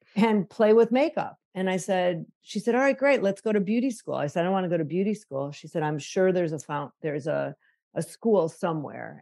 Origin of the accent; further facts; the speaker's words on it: Chicago, Illinois, United States; Growing up in Chicago, my mom was 21 when I was born